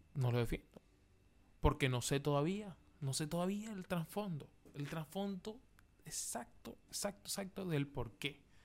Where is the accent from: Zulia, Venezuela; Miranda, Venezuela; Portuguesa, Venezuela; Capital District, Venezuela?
Zulia, Venezuela; Maracaibo; moved away as an adult; now in Chile; yo, que soy de Venezuela, Maracaibo